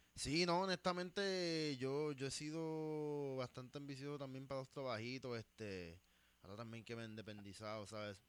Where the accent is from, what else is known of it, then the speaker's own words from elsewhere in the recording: United States; esa área de donde yo soy específicamente en Estados Unidos